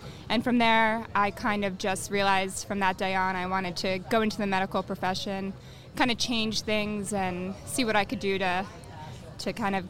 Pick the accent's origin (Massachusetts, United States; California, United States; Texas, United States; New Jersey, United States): New Jersey, United States; born or raised there; also born or lived in Glen Ridge, New Jersey